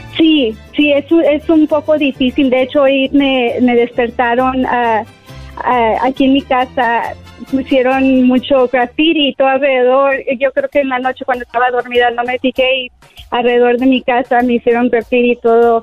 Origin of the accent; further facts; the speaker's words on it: Mexico; yo soy hispana y mexicana y amo mi cultura